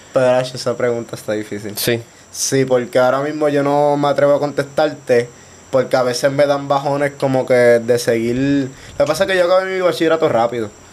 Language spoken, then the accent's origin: Spanish; Guaynabo, Puerto Rico; Soy de Guaynabo